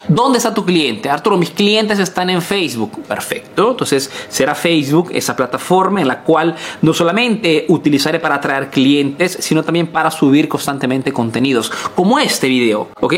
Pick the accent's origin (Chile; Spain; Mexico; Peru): Peru; now in Italy